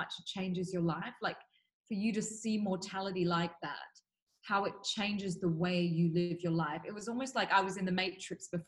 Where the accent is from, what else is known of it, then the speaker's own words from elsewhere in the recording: Australia; moved away as an adult; also born or lived in Switzerland / Dubai; now in Singapore; I was born in Singapore, raised in Australia, and then I studied in Switzerland